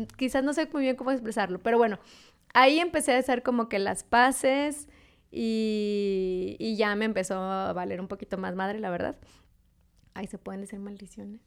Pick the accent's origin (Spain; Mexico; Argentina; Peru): Mexico; Monterrey, Nuevo León; also born or lived in Hermosillo, Sonora; yo en realidad no nací en Monterrey. Nací en Sonora, en Hermosillo